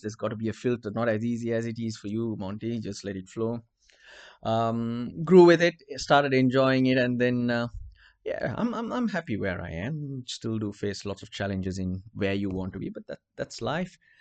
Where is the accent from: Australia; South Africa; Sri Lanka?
Sri Lanka; Colombo, Western Province; accent: Sri Lankan; English is a second language; Yes, I'm Sri Lankan. My accent's different.